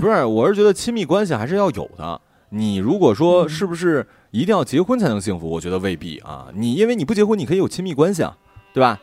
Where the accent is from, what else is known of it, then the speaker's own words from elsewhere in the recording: Northeast China, China; 我们东北人